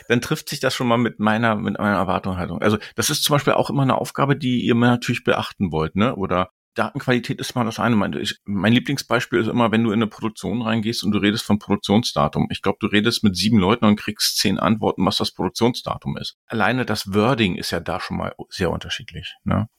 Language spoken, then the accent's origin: German; Berlin, Germany; ich bin Berliner, ich bleib Berliner